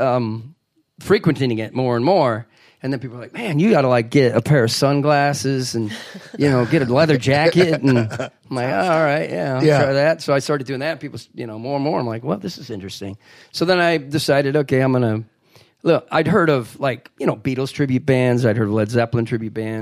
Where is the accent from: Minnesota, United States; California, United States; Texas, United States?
Minnesota, United States; now in St. Louis, United States; I'm from Minnesota